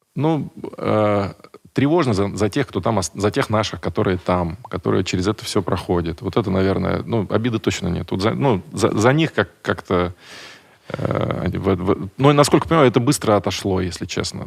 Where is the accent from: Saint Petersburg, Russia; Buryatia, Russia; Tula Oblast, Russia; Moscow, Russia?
Buryatia, Russia; Я вообще из Бурятии, я, чтобы вы понимали, какая моя культура